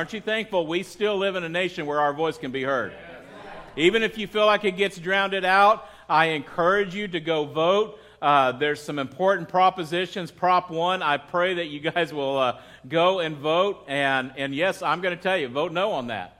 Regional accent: United States; I am a patriotic American

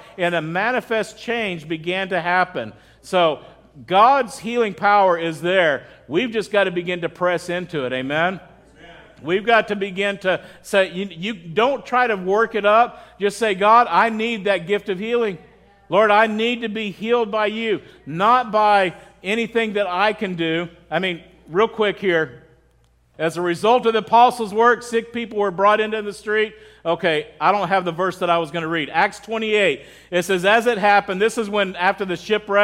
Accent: Midwest, United States; growing up in the Midwest.

